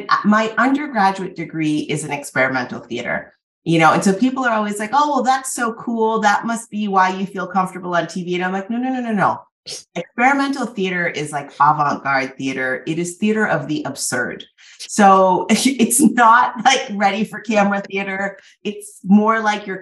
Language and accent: English; Massachusetts, United States; also born or lived in Cambridge, Massachusetts / Trinidad and Tobago; when I was growing up in Massachusetts, I did grow up in this